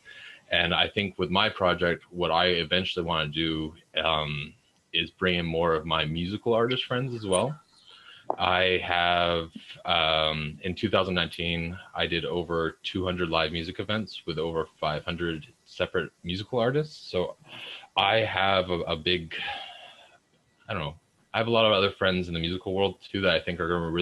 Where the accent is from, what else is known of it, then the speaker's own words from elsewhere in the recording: Vancouver, British Columbia, Canada; I'm from Vancouver, BC